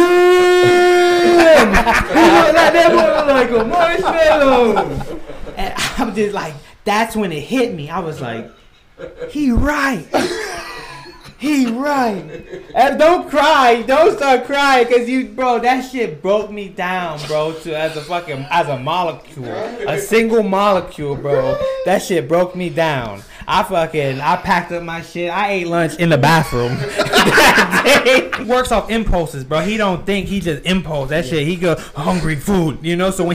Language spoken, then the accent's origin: English; United States; growing up in Camden County, you go to ninth grade